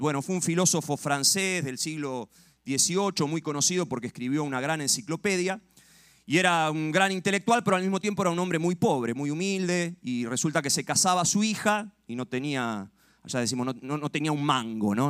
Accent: Argentina; allá en Argentina

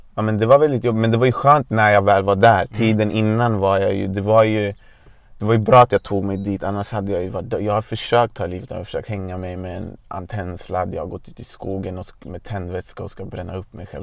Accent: Botkyrka, Stockholm County, Sweden; Jag är född och uppvuxen i Hallunda i norra Botkyrka.

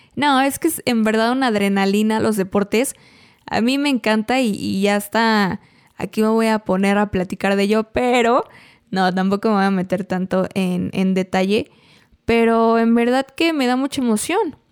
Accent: Mexico; nos marca como mexicanos, es nuestra historia

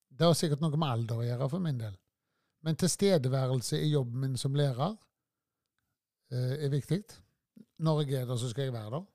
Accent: Tysvær, Rogaland, Norway; født og oppvokst på Førland. Og har bodd eh, med unntak av studieårene i Tysvær hele livet

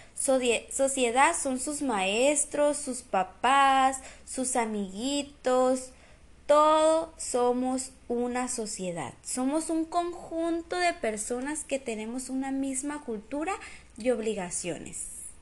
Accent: Guatabampo, Sonora, Mexico; yo soy de Guatabampo, Sonora, y mis papás me han inculcado las costumbres y tradiciones

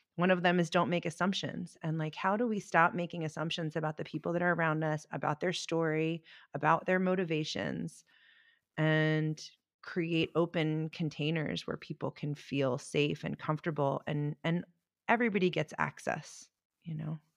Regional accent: Baltimore, Maryland, United States; I grew up in Baltimore

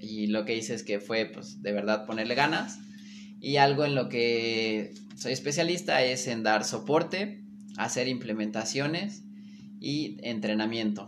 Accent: Mexico; los mexicanos podemos hacer bien las cosas

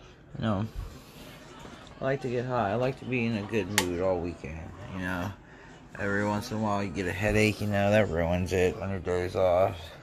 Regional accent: Ohio, United States; I'm from Ohio

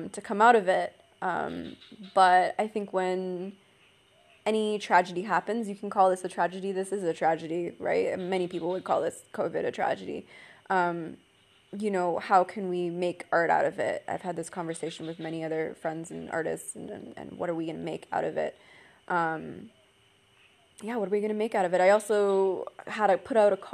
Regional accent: Canada; I'm Canadian

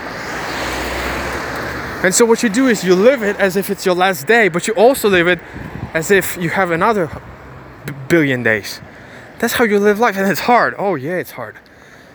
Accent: Ukraine; English is a second language; I was born in Ukraine, spoke 5 languages by the age of, spoke 1 language by the age of 12, and then in 6-7 years learned 4 languages.

